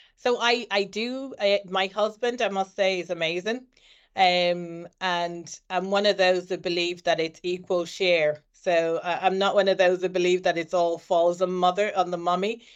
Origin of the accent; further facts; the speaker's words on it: Ireland; was born in Ireland and was raised in Ireland. I've lived all my life in Ireland